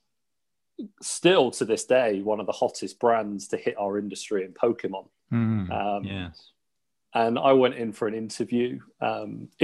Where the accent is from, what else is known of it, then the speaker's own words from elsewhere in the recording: Teddington, London, United Kingdom; also born or lived in Sunbury / Twickenham; I was brought up in Teddington, in Teddington and Sunbury, so all around this area, really.